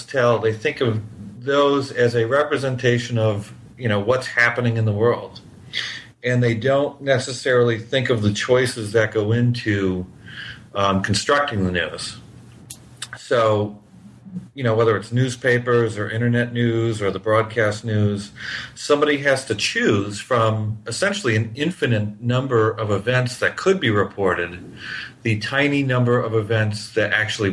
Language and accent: English; New Hampshire, United States; now in Miami, United States; I grew up in New Hampshire